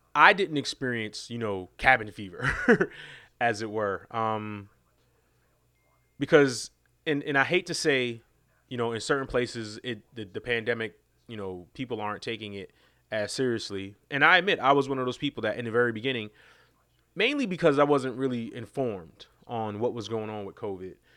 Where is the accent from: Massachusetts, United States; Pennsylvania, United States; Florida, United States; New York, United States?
New York, United States; New York City; I, I grew up in New York City, uh, in Queens